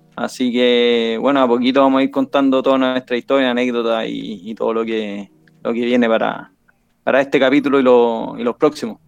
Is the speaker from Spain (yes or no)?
no; Chile; somos los mismos chilenos